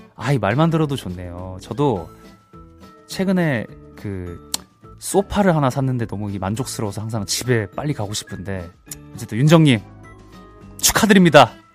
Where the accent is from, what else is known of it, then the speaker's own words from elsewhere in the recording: Busan, South Korea; 저도 이제 부산 출신이라서